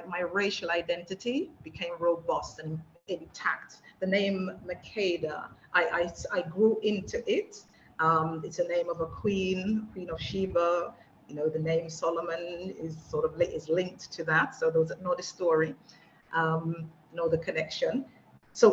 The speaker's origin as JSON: {"language": "English", "town": "Wolverhampton", "region": "West Midlands", "country": "United Kingdom", "tie": "born or raised there", "moved": "as an adult", "lives_now": "Jamaica", "said": "my hometown of Wolverhampton"}